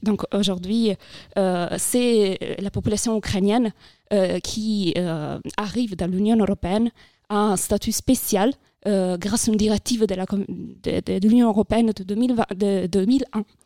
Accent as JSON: {"language": "French", "country": "Italy", "second_language": "French", "moved": "as an adult", "lives_now": "France", "said": "je viens d'Italie c'est pour ça que j'ai un petit accent peut-être"}